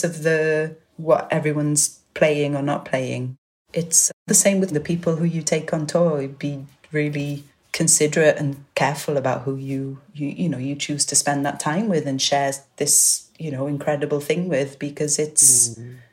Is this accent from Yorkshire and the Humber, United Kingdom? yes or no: no; Welsh, Wales, United Kingdom; I'm Welsh and it's just down the road from Cardiff